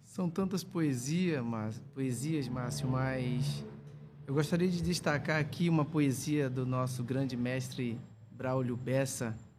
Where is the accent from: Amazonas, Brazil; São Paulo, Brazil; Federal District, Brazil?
Amazonas, Brazil; Coari; moved away as an adult; also born or lived in Juazinho; Eu sou do Rio Copiá, sou minha comunidade fica em Extrema, em Baranã, em Coari